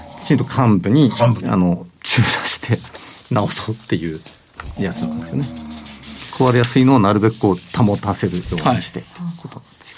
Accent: Hokkaido, Japan; 私は北海道出身

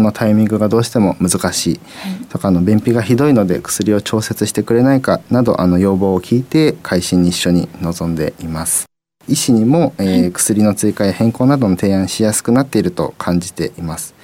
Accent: Tokyo, Japan; now in Niigata, Japan; もともと私東京出身なので、えー、新潟県全然土地勘なかった

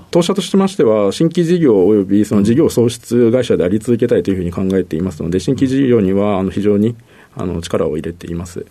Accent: Tama area, Tokyo, Japan; 東京なんですが、はい、えっ、と、多摩地区です

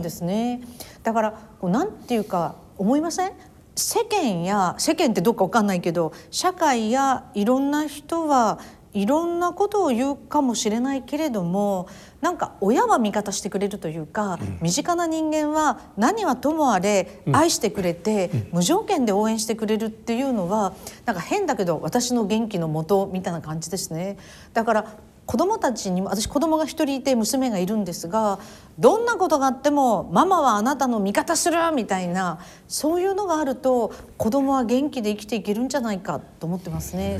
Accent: Miyazaki, Japan; also born or lived in Nobeoka / Nichinan / Takanabe; now in Tokyo, Japan; 私は生まれはですね宮崎県なんですで延岡市で生まれて、うん、あの日南のあの小村寿太郎が出身の帯小学校を卒業して高鍋っていうところに住んで中学高校は宮崎市内を卒業しましたですから本当に宮崎県人なんですよね

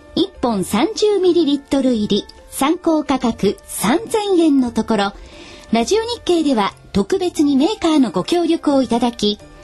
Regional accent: Utsunomiya, Tochigi, Japan; 私もあの、宇都宮育ちですので、栃木の

